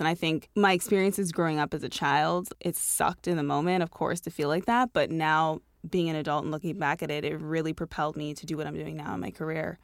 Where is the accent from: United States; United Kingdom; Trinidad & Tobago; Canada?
Canada; Toronto, Ontario; I grew up in Toronto